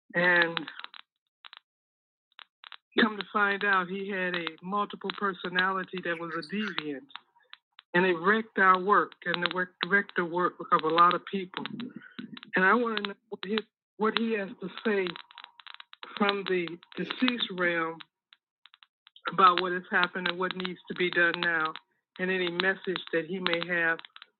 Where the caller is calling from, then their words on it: Pembroke Township, Illinois, United States; I'm calling from Pembroke Township, Illinois.